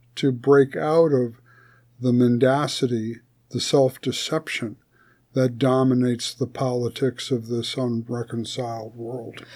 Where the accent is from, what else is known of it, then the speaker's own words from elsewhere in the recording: United States; We you and I are both citizens of the United States of America